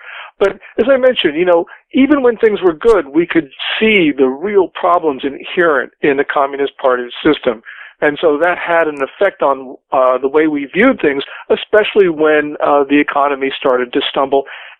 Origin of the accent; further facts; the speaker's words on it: New Jersey, United States; moved away; also born or lived in California / China; I was born in New Jersey.